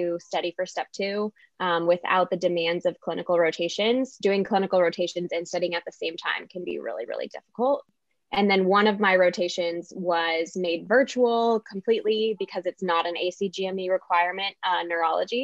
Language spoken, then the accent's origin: English; Southern California, United States; moved away as an adult; now in Illinois, United States; I'm from Southern California and came out here to Illinois for medical school